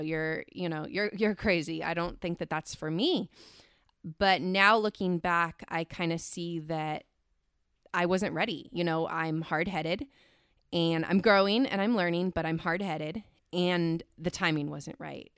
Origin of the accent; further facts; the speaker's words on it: Central Valley, California, United States; I was born and raised in the Central Valley here in California